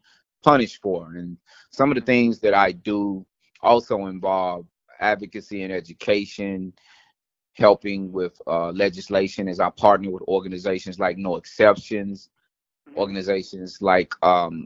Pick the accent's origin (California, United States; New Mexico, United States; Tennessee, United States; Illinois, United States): Tennessee, United States; Nashville; I'm originally from Nashville, Tennessee